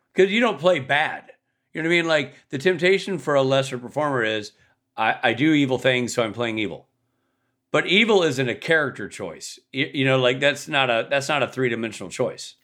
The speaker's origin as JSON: {"language": "English", "town": "Nashville", "region": "Tennessee", "country": "United States", "tie": "born or raised there"}